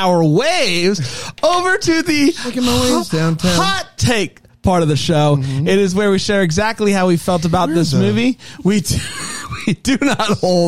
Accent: Greenville, South Carolina, United States; I am 31, and I am from Greenville, South Carolina

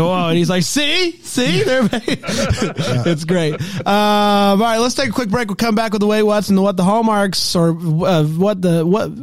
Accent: the South, United States; Dan and I growing up in the South and growing up in the conservative Christian faith

